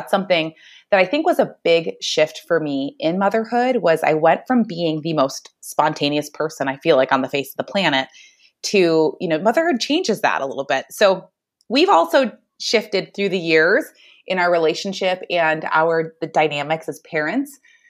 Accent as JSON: {"language": "English", "region": "Michigan", "country": "United States", "also_born_or_lived": "Arizona", "moved": "as an adult", "lives_now": "Phoenix area, Arizona, United States", "said": "I am originally from Michigan, but I currently live in Arizona. And I met my husband back in Michigan."}